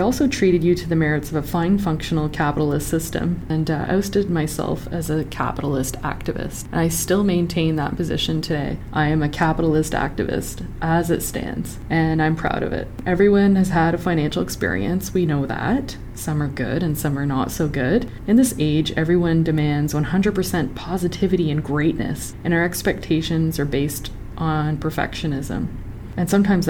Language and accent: English; Sudbury, Ontario, Canada; I'm from Sudbury, Ontario, where everyone is obsessed with hockey.